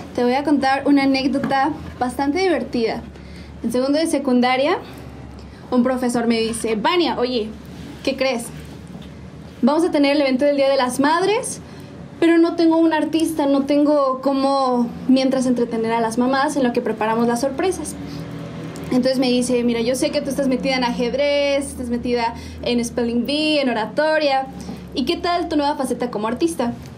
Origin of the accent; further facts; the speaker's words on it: San Juan del Río, Querétaro, Mexico; Soy originaria de mi bello San Juan del Río